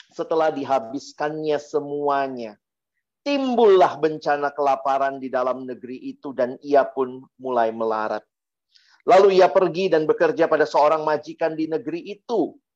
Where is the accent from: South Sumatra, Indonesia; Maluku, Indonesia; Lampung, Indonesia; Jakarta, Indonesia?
Maluku, Indonesia; Ambon; Kalau saya orang Ambon bilang supastiu ya.